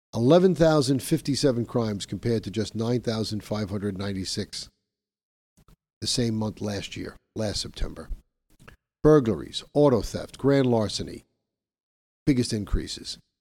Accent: New York, United States; as a New Yorker myself

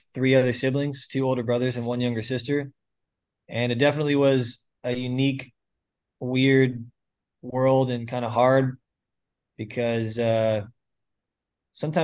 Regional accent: St. Petersburg, Florida, United States; I grew up in St. Petersburg, Florida, born and raised. I'm still here, still pastoring here

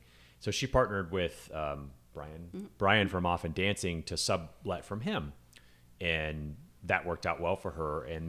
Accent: California, United States; now in San Diego, United States; I mean, I grew up in California, up and down the state, and I moved to San Diego for college in the 90s

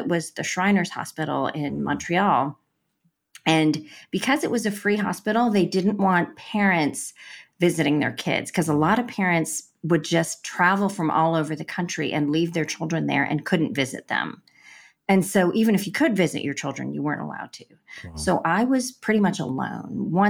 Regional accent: India; born there; Well, I was born in India to Christian parents.

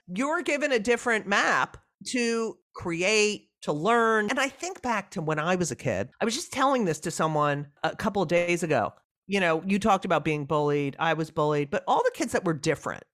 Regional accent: New Jersey, United States; moved away; growing up in New Jersey.

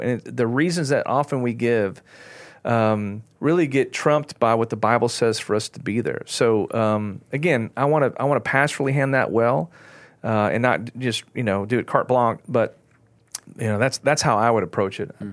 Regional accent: Texas, United States; I'm an American, I'm a Texan

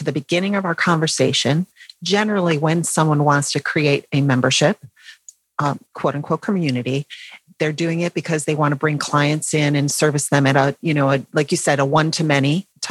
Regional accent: North Carolina, United States; I'm from North Carolina.

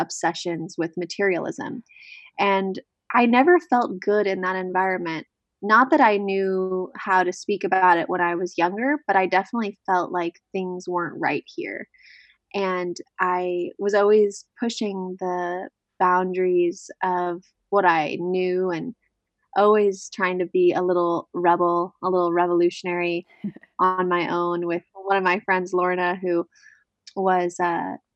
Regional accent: Orange County, California, United States; I was born in Orange County, California

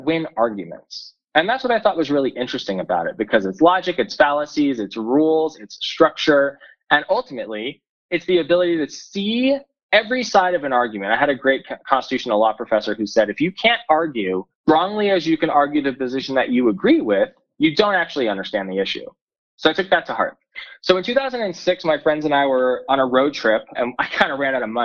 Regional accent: East Brunswick, New Jersey, United States; moved away as an adult; also born or lived in Brooklyn, New York / Boulder, Colorado; now in Colorado, United States; I was born in Brooklyn and grew up in New Jersey in a little town called East Brunswick

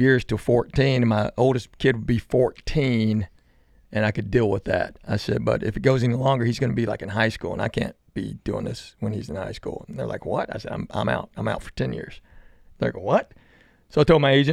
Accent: Knoxville, Tennessee, United States; now in Nashville, United States; I was born in Knox, but I'm Korean

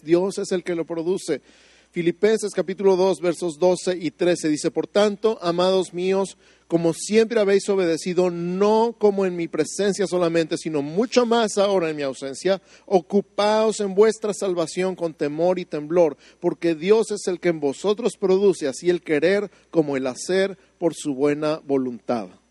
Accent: Mexico City, Mexico; now in Santa Fe, United States

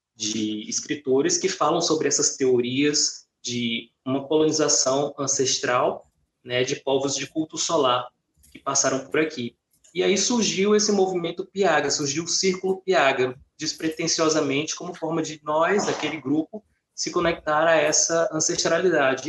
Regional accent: Piauí, Brazil; eu senti falta de uma identidade, de algo que me conectasse com a minha terra. Eu fazia celebrações, né, que nosso de primavera, e aqui no Piauí

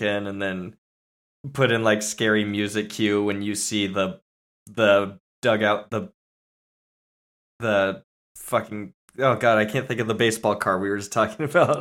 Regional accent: San Diego, California, United States; I grew up in, like, through my childhood in San Diego

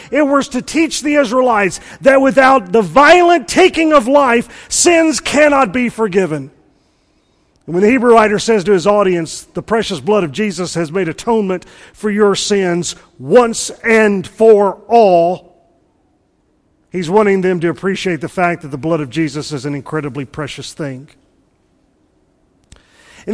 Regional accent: Mississippi, United States; I'm from Mississippi, and I was homeschooled

